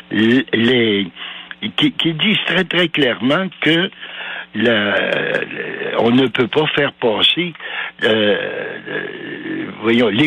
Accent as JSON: {"language": "French", "town": "Val-d'Or", "region": "Quebec", "country": "Canada", "tie": "born or raised there", "said": "Je suis né à Val d'Or, moi, en 39"}